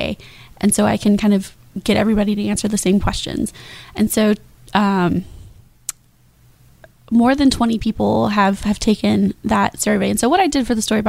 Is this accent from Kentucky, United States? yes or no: yes; Kentucky, United States; now in Jacksonville, United States; I'm from Kentucky originally